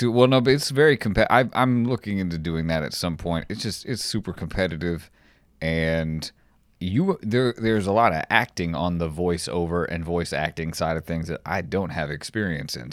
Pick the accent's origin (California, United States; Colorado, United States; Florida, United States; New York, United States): California, United States; Los Angeles; moved away; I'm from Los Angeles, in the valley, San Fernando Valley